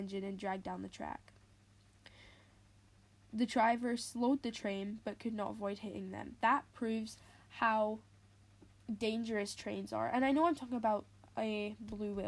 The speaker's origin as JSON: {"language": "English", "region": "Scotland", "country": "United Kingdom", "said": "I'm Scottish, and that's in the UK"}